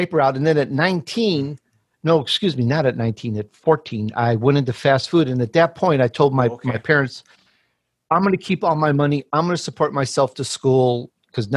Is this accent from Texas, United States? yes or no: no; Chicago, Illinois, United States; born or raised there; also born or lived in Sicily, Italy